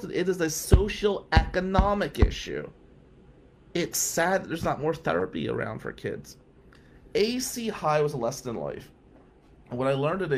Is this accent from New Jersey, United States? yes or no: yes; Atlantic City, New Jersey, United States; moved away as an adult; also born or lived in Lansing, Michigan; now in Michigan, United States; growing up in Ducktown in the 90s as the only white kid in our neighborhood